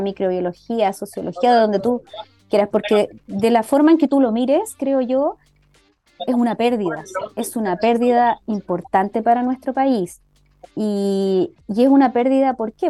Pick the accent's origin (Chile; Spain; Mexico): Chile; como inmunólogos e inmunólogas de Chile